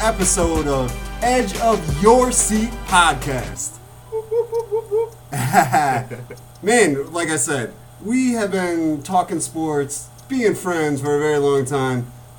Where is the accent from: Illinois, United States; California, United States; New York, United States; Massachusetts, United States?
Illinois, United States; Chicago; we're from the Chicago area.